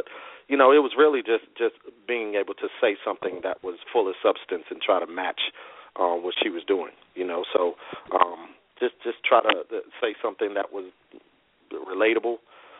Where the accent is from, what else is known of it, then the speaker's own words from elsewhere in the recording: Brockton, Massachusetts, United States; moved away as an adult; also born or lived in Boston, Massachusetts / Pachuta, Mississippi; now in Huntsville, United States; So I was born originally in Brockton, Massachusetts, which is about 25 miles south of Boston. And my family is from Pachuta, Mississippi, which is about 25 miles south of Meridian.